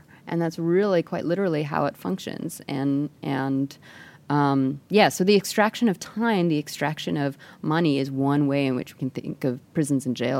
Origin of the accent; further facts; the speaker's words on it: Canada; I'm Canadian and I show this film in Canada